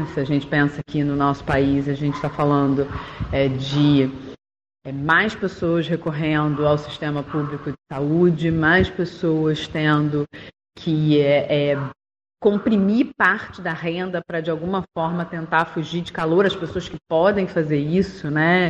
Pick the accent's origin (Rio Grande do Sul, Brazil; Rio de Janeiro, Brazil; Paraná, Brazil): Rio de Janeiro, Brazil; accent: carioca; pelo meu sotaque dá pra saber que eu sou daqui